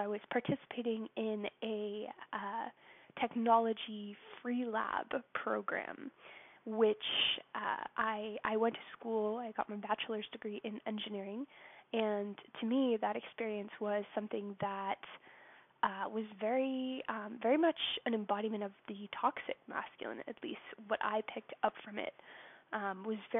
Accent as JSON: {"language": "English", "country": "United States", "said": "I'm from the States, so that's not my native country"}